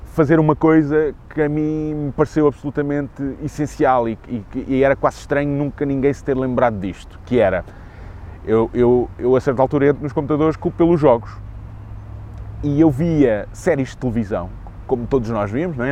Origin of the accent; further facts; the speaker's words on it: Lisbon, Portugal; sou nascido e criado em Lisboa